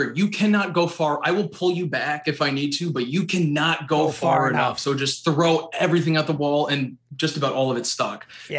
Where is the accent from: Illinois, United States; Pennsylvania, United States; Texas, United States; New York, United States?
New York, United States; Hastings-on-Hudson; we're both from Westchester, New York.